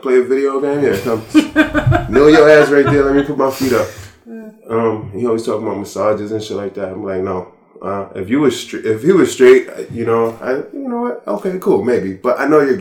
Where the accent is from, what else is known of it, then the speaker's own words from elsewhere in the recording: United States; As an American